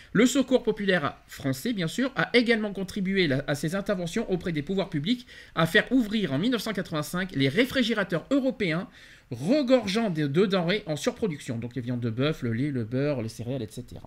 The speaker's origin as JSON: {"language": "French", "country": "France", "said": "chez nous en France"}